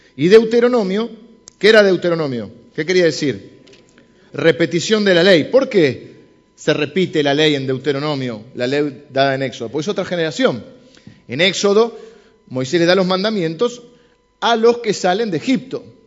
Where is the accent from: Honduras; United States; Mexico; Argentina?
Argentina; soy argentino y hablo así